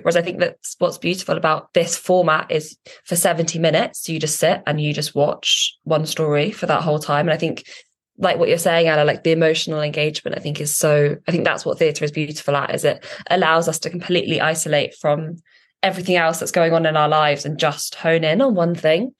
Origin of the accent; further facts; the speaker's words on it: Norwich, East of England, United Kingdom; moved away; I grew up in Norwich